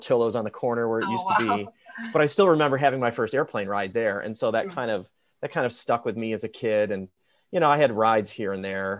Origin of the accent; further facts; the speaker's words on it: Chicago suburbs, Illinois, United States; So I grew up in the Chicago suburbs